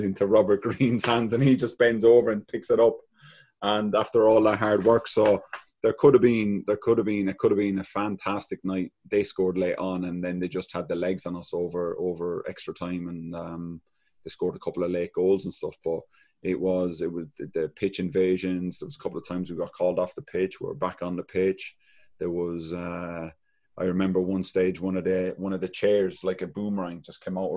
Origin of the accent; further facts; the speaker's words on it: Ireland; being a Celtic fan and being an Irish boy